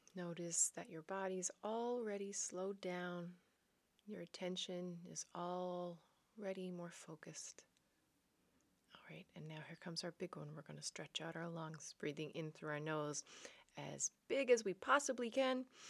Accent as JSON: {"language": "English", "region": "Newfoundland and Labrador", "country": "Canada", "moved": "yes", "lives_now": "Netherlands", "said": "I am a Newfoundlander and Canadian coming to you from a city south of Amsterdam in the Netherlands."}